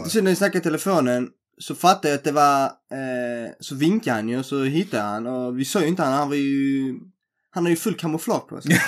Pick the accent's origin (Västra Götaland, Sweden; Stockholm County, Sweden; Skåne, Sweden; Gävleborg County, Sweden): Skåne, Sweden; Helsingborg; vi är från Sverige. Ja. Så han bara, var är från Sverige? Så jag Helsingborg